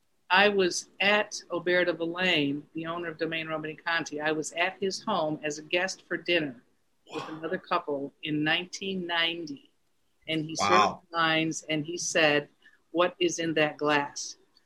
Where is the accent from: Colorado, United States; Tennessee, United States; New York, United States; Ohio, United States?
New York, United States; the Adirondacks, upstate; accent: upstate; moved away as an adult; also born or lived in Manhattan, New York; now in Connecticut, United States; You can tell from my accent, my upstate accent.